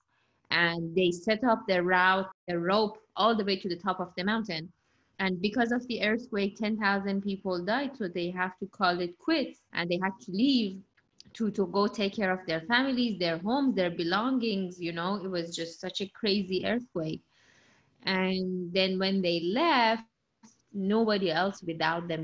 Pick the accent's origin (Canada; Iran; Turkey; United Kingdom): Iran; English is a second language; moved away as an adult; now in United States; I was born in Iran and I moved to the United States when I was 20